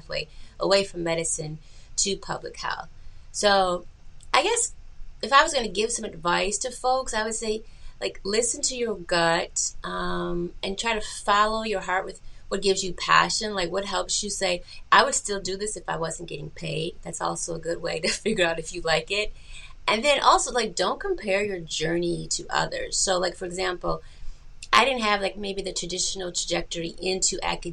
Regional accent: Buffalo, New York, United States; I was born and raised in Buffalo, New York

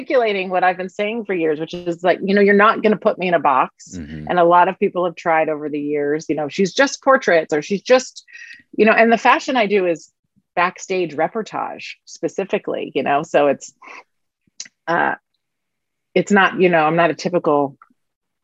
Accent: Washington, District of Columbia, United States; I'm from Washington, D.C., actually, born and raised in the District of Columbia

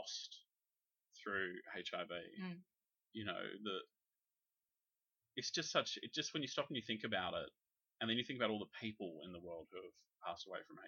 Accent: South Australia, Australia; I grew up in South Australia where Storm Boy mm-hmm. was filmed just down the road from where I grew up

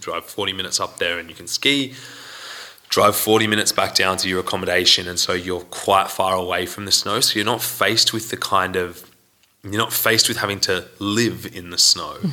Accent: Sydney, New South Wales, Australia; now in Iceland; Sydney? Sydney? You're yeah.

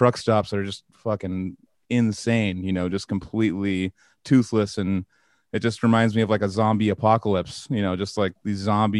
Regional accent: California, United States; we're from, you know, sunny California

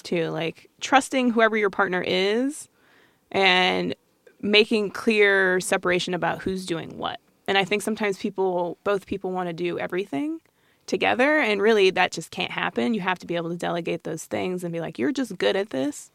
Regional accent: Colorado Springs, Colorado, United States; we grew up in this small pocket in Colorado Springs

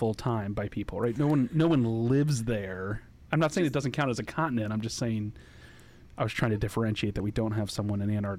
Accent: Annapolis, Maryland, United States; I am both from and living currently in Annapolis, Maryland.

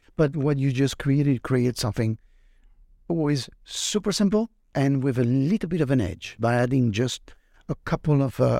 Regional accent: Brittany, France; I'm from Brittany, France, where we have tons of oysters

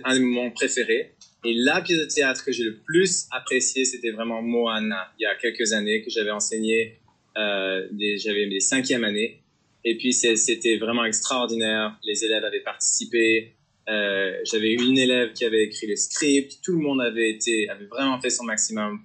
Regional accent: France; moved away as an adult; also born or lived in Ontario, Canada / Mission, British Columbia, Canada / Port Coquitlam, British Columbia, Canada; now in Victoria, Canada; né en France, où j'ai vécu là jusqu'à 20, euh, 21 ans. J'ai déménagé au Canada.

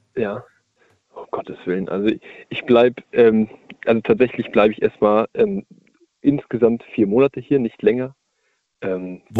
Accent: Hamburg area, Germany; moved away; ich komme aus der Ecke Hamburg

